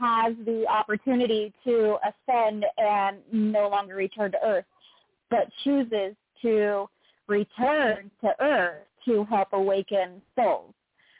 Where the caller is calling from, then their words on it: Utah, United States; …, calling from Utah.